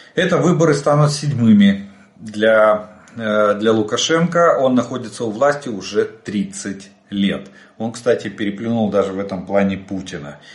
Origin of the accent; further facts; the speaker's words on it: Ukraine; мы из Украины